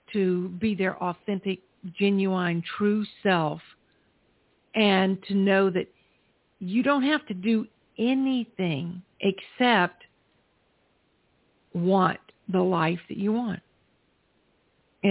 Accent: South Carolina, United States; when I was growing up in South Carolina

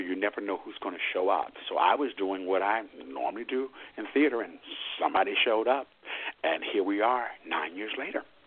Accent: Washington, District of Columbia, United States; raised and potty trained in Washington, D.C., your nation's capital

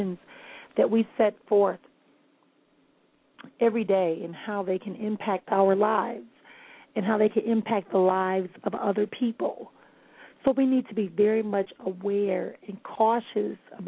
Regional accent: Milwaukee, Wisconsin, United States; my hometown of Milwaukee

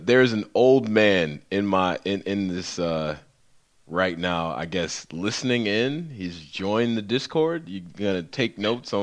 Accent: Western New York, United States; also born or lived in Houston; I'm from Western New York.

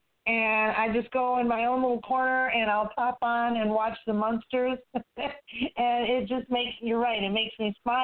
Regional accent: Midwest, United States; I grew up in the Midwest

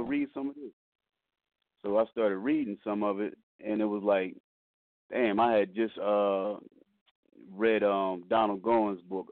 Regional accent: Wilmington, Delaware, United States; I'm born and raised in Wilmington, Delaware

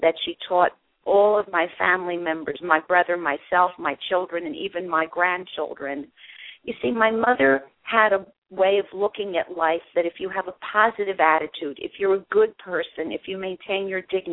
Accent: New York City, New York, United States; also born or lived in Germany; raised in New York City. I actually was born in Europe, in Germany, after the war.

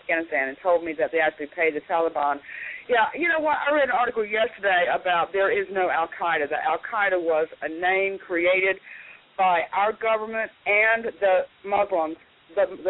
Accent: the Carolinas, United States; moved away; I'm from the Carolinas originally

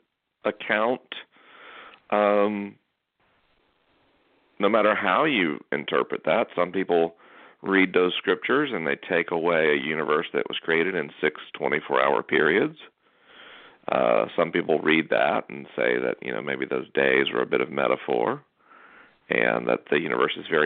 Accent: North Florida, United States; I'm from North Florida

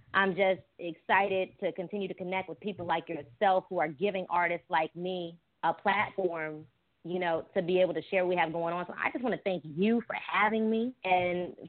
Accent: Richmond, Virginia, United States; moved away as an adult; also born or lived in Washington, D.C.; now in South Florida, United States; I'm from the Richmond and Washington, D.C. area. But since I've been here in South Florida

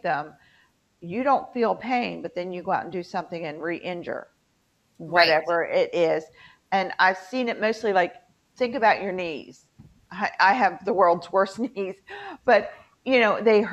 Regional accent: West Virginia, United States; moved away; My home state has an extreme opioid issue in West Virginia.

